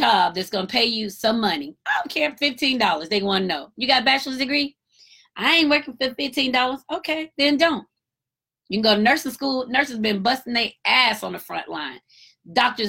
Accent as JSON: {"language": "English", "town": "Marietta", "region": "Georgia", "country": "United States", "tie": "born or raised there", "said": "That's my hometown, Cobb County. I'm from Marietta"}